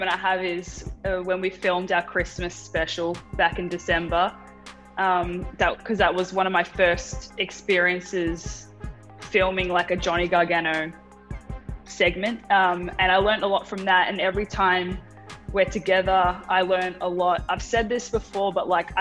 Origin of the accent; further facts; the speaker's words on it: Melbourne, Victoria, Australia; accent: Australian; moved away as an adult; now in United States; being around Aussies, talking to Aussies makes me feel at home. I feel like it makes my accent come out more